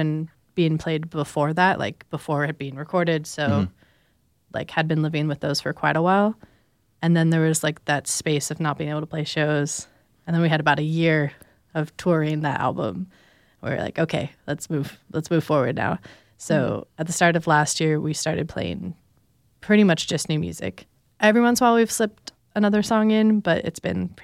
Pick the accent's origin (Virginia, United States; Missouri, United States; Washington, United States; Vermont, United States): Washington, United States; Vancouver; also born or lived in Los Angeles, California; now in Portland, United States; I'm from Vancouver, Washington, originally